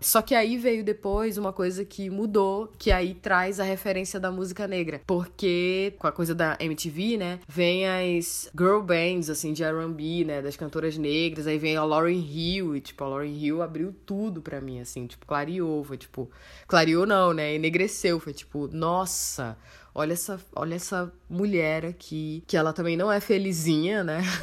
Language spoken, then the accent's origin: Portuguese; Manaus, Amazonas, Brazil; Eu nasci em Manaus, capital do Amazonas, moro aqui, eventualmente saio para outras cidades, mas minha residência é na minha cidade natal, Manaus, Amazonas.